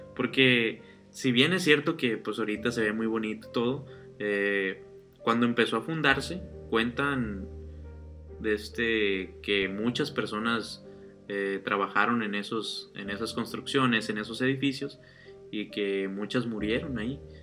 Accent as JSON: {"language": "Spanish", "region": "Sinaloa", "country": "Mexico", "said": "no somos de Ciudad de México, somos de Sinaloa."}